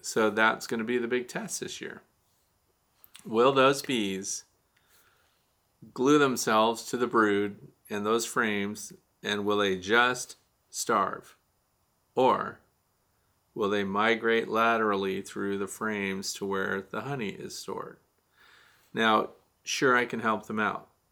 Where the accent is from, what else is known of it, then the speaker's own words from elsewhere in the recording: Missouri, United States; moved away; I'm originally from Missouri